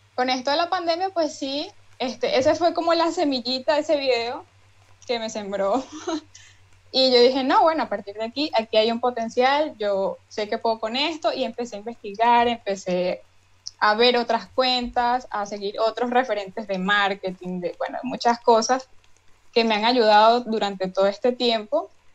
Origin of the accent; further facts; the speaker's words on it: Barinas, Venezuela; yo soy de Barinas, Venezuela